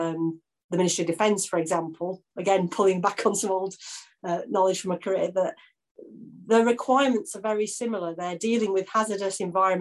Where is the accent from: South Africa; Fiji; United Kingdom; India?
United Kingdom; Yorkshire and the Humber; I'm from Yorkshire